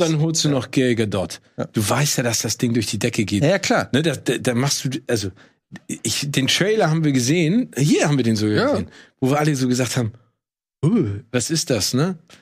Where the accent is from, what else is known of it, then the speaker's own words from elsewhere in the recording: Hamburg, Germany; als Hamburger